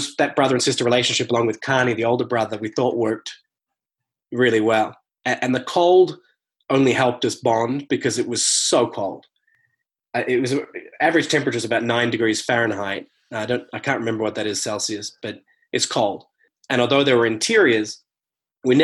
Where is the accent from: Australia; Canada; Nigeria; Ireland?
Australia; rural Victoria; moved away as an adult; now in Los Angeles, United States; an hour from my house, just in rural parts of Victoria, Australia.